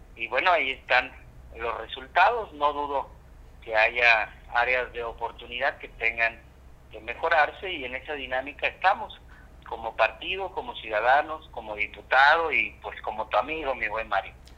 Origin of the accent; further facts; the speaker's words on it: Acapulco, Guerrero, Mexico; Yo soy un hombre que soy de Acapulco, nací aquí, estoy atento, siempre inmerso en la dinámica que lleva Acapulco en su totalidad